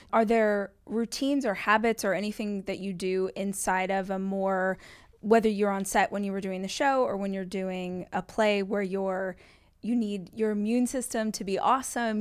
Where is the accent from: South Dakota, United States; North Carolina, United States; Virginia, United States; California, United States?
California, United States; Southern; also born or lived in Austin, United States; I grew up in Southern California, lived in L A for, like, twenty years, moved to Austin for five